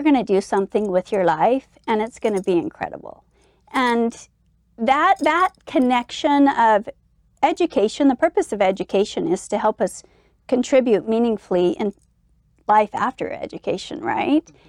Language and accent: English; Eden, Utah, United States; growing up in Eden was idyllic